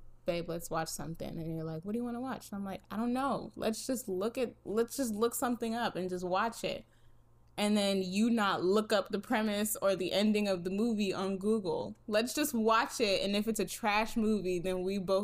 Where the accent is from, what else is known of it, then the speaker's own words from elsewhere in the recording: East Coast, United States; moved away; I grew up on the East Coast.